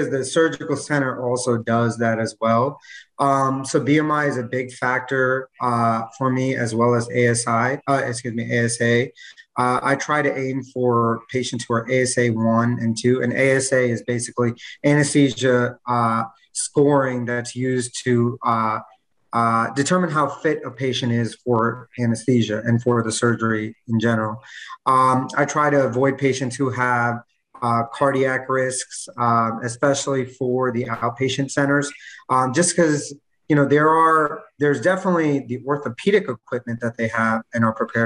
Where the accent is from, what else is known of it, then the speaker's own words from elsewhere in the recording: New York, United States; moved away as an adult; now in Miami, United States; I'm actually from New York. Moved down here about 2 years ago